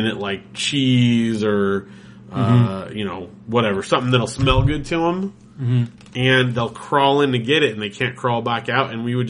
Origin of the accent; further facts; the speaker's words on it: Big Bear, California, United States; growing up in Big Bear